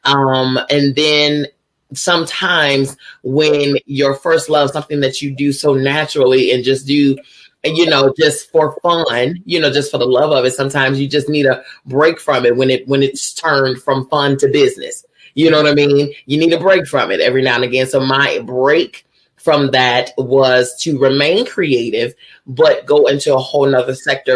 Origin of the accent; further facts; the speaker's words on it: Chicago, Illinois, United States; I hail from Chicago, Illinois.